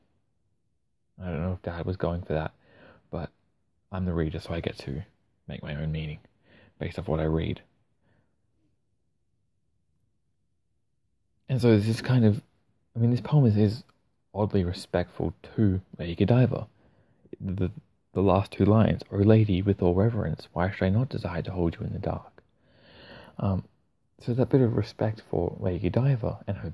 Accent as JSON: {"language": "English", "country": "Australia", "said": "I'm Australian"}